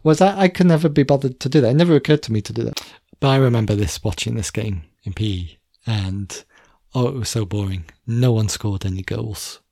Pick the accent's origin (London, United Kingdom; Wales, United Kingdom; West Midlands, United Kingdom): Wales, United Kingdom; near the English border; We were in theory a Welsh school, but you know, I grew up very near the English border